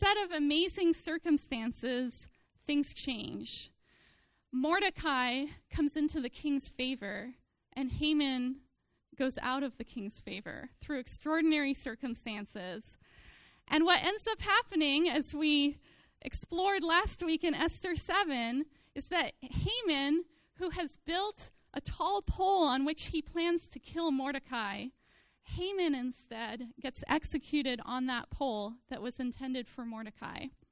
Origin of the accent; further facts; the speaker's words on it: the Bay Area, California, United States; I was an Oakland A's fan growing up in the Bay Area